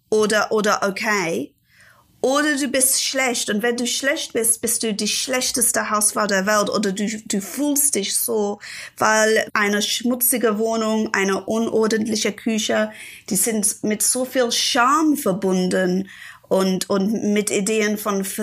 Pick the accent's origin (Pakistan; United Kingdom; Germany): United Kingdom; England; born there; Also, ich bin 1980 geboren in England.